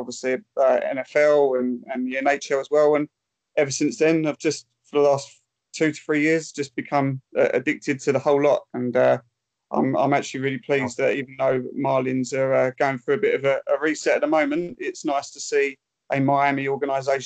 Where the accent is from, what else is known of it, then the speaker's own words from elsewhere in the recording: Essex, East of England, United Kingdom; I'm from Essex